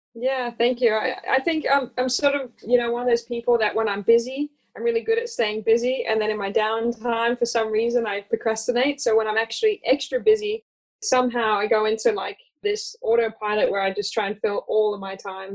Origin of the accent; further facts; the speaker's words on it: Australia; accent: hybrid Australian; moved away; also born or lived in United States; I'm originally from the US, although I confuse people with my hybrid Australian accent. I grew up in Australia.